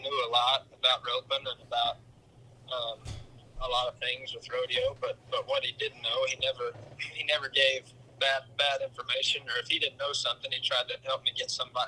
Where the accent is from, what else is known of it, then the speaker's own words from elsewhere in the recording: Throckmorton, Texas, United States; Throckmorton, Texas.